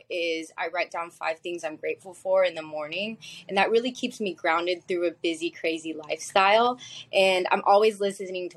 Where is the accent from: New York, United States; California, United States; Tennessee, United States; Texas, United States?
Texas, United States; So I grew up in Texas, but my dad is from Manila, Philippines